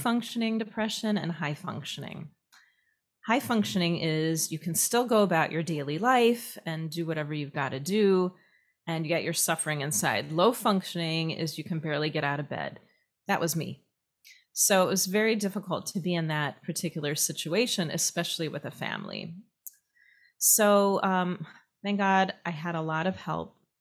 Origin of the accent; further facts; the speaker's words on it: Minneapolis, Minnesota, United States; moved away as an adult; also born or lived in upstate New York / Israel; I grew up in Minneapolis